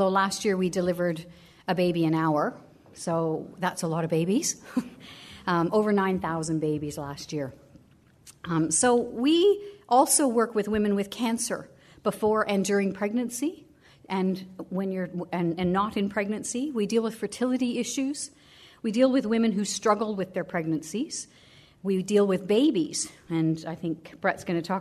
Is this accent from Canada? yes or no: yes; Canada; now in Australia; I'm Canadian